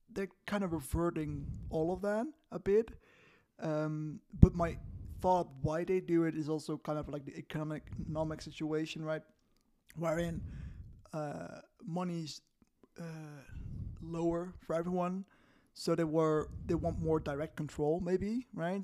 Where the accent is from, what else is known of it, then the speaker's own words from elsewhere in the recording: Netherlands; I used to work for a Dutch company in the Netherlands, where, um, you know, in my hometown